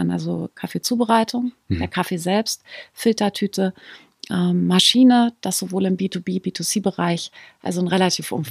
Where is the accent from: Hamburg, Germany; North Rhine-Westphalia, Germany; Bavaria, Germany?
North Rhine-Westphalia, Germany; born there; ich bin in der Nähe von Münster, äh, bin ich geboren. Meine mhm. Eltern sind wahnsinnig viel umgezogen.